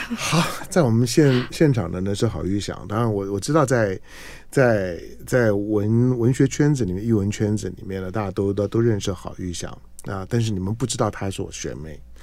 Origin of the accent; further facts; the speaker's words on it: Zhonghe and Yonghe, New Taipei, Taiwan; 我觉得从我到师大附中念，念，念书开始进城，因为我之前都在中永和念